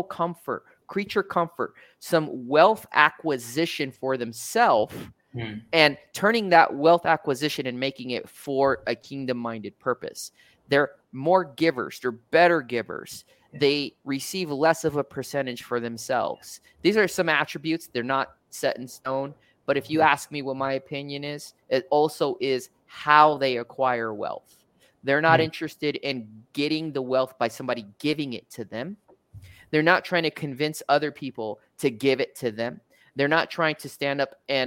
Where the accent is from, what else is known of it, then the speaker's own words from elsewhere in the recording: United States; I'm American